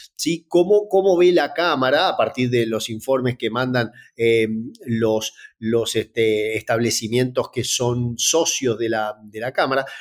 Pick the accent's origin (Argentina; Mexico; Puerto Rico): Argentina; Yo soy originario de Argentina